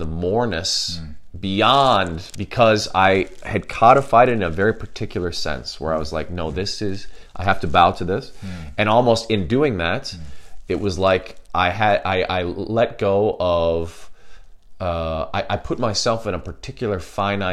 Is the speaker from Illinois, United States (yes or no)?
yes; Chicago, Illinois, United States; where I grew up in Chicago, obviously in the United States of America